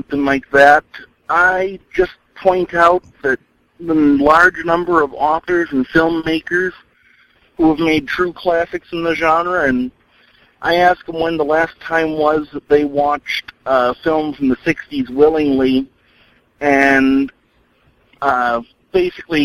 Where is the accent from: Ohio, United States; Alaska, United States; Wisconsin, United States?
Wisconsin, United States; I'm from Wisconsin